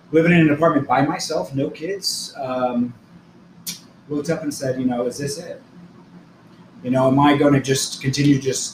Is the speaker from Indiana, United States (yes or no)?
yes; Newburgh, Indiana, United States; I'm from this area. I'm from Newburg, actually.